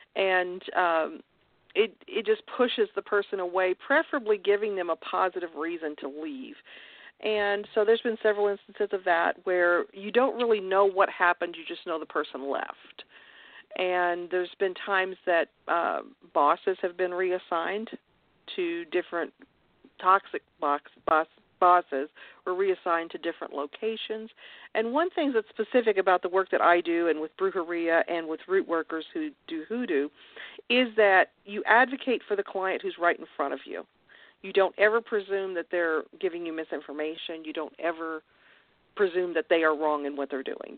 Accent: Kentucky, United States; moved away as an adult; I was raised in Kentucky

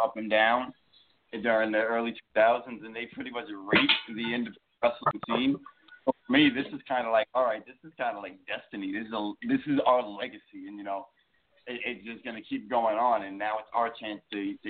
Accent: Brooklyn, New York, United States; You know, we are from Brooklyn, we're from New York, never what we have on us.

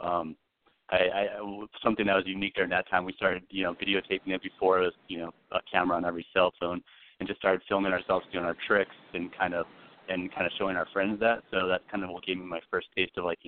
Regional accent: Phoenix, Arizona, United States; Born and raised in Phoenix, Arizona

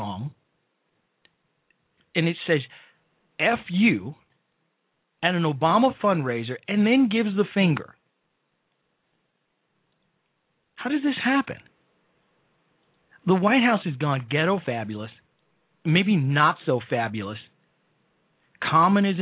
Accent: Chicago, Illinois, United States; Chicago, my hometown

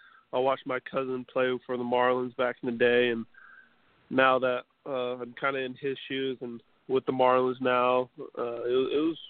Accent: New Mexico, United States; The 2 local colleges in my home state, New Mexico State, UNM, University of New Mexico

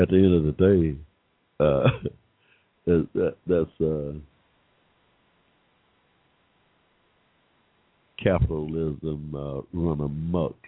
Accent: Georgia, United States; my home state here in Georgia

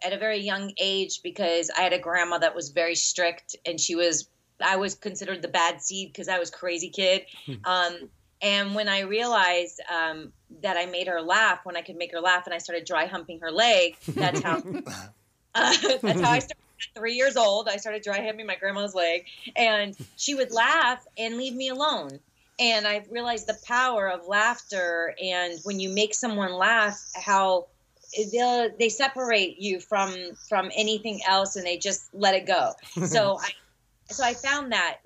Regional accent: Miami, Florida, United States; now in California, United States; Born and raised in Miami

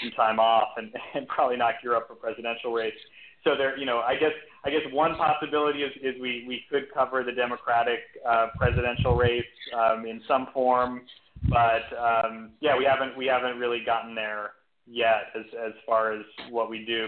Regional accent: New York City, New York, United States; moved away as an adult; now in Austin, United States; I'm actually was born and raised in New York City uh, and lived there uh, most of my life until about six years ago um, when I, I relocated to Austin

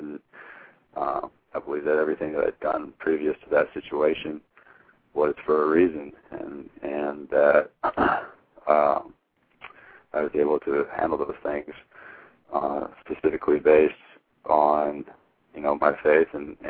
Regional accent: Hermiston, Oregon, United States; It was huge, because growing up from where I'm from, was not a lot of people come out of Hermiston with Division I scholarships

